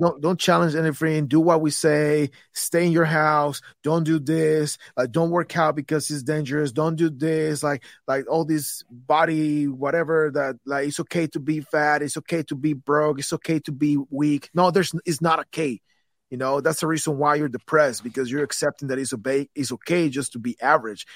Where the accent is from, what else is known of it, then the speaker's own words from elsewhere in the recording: Guatemala City, Guatemala Department, Guatemala; moved away as an adult; I come from Guatemala